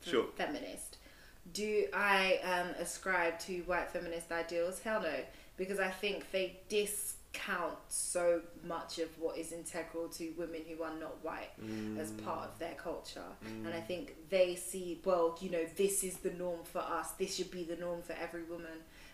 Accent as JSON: {"language": "English", "country": "United Kingdom", "tie": "born there", "said": "But my experience as a British-born Asian woman is not going to be the same as a woman born in India, born in China, born in Japan, for example."}